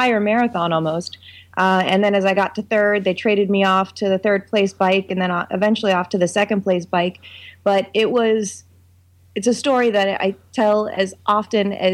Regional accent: West Virginia, United States; I hail from West Bygod, Virginia, and it is I teach at West Virginia University

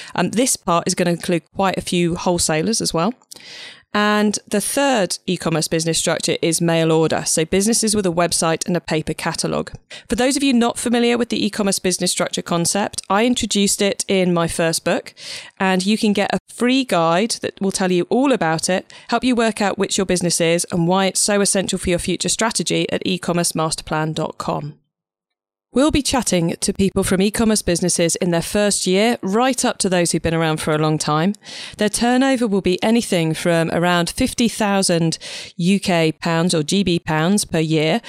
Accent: Cornwall, South West England, United Kingdom; I'm actually Cornish

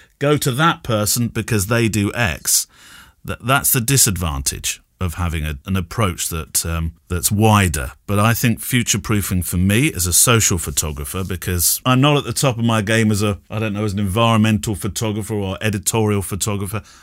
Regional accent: United Kingdom; being British

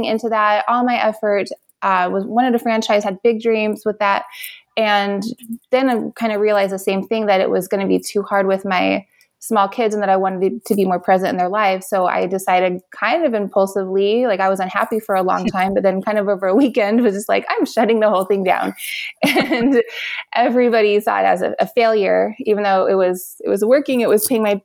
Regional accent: Las Vegas, Nevada, United States; I was born and raised here in Las Vegas, and I went to eight different CCSD schools

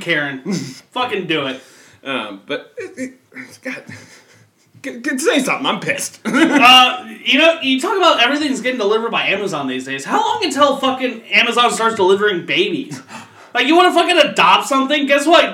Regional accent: Florence, Kentucky, United States; I grew up in Florence, fucking Kentucky

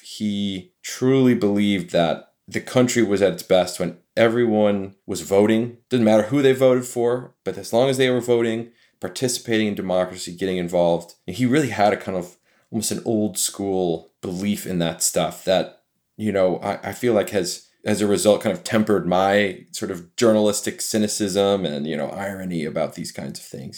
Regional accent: Michigan, United States; I'm from Michigan, so I'm a Midwest guy myself

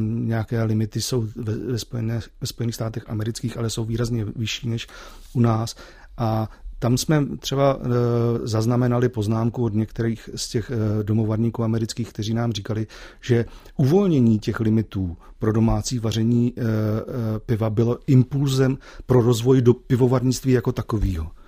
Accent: Ústí nad Labem, Ústí nad Labem Region, Czechia; jsem z Ústí nad Labem

